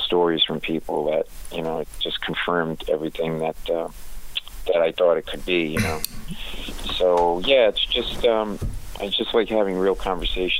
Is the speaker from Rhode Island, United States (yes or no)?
yes; Rhode Island, United States; we're from Rhode Island, and we only pronounce, like, every fifth R